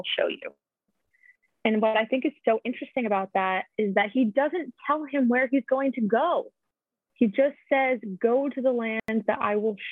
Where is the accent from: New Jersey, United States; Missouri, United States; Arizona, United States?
New Jersey, United States; Bergen County; moved away as an adult; now in Boston area, United States; I grew up outside of New York City.